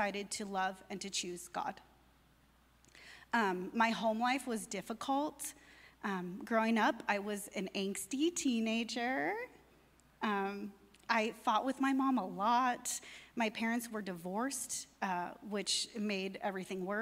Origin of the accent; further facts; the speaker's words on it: near Palm Springs, California, United States; I was raised Roman Catholic near Palm Springs, California